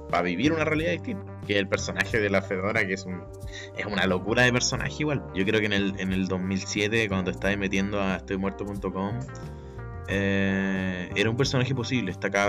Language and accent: Spanish; Chile; nuestra realidad como, como sudamericanos y chilenos también.